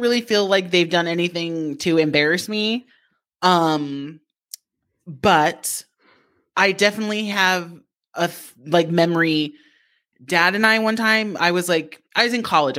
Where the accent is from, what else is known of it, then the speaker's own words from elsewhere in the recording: Japan; growing up in Japan